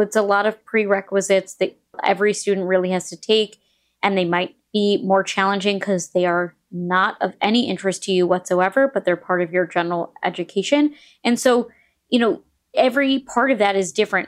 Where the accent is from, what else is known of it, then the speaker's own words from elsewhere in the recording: New York, United States; moved away as an adult; also born or lived in Indiana; I went to Indiana University, but I'm from New York